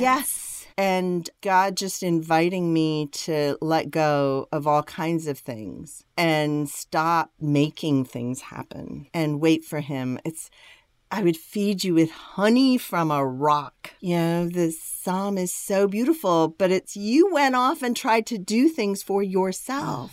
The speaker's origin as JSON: {"language": "English", "country": "India", "tie": "born or raised there", "said": "I was born in India, and I was born to a family that's been Christian for generations"}